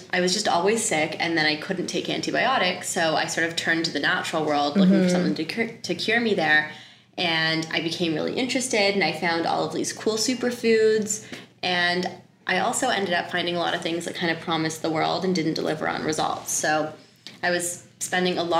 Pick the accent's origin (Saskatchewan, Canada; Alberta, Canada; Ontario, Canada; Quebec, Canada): Ontario, Canada; Toronto; I grew up in Toronto. I'm from Canada